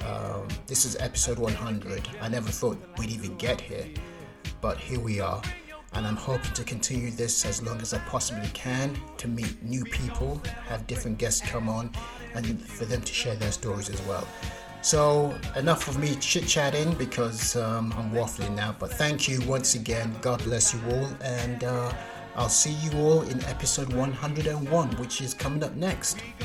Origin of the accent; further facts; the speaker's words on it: Nigeria; being Nigerian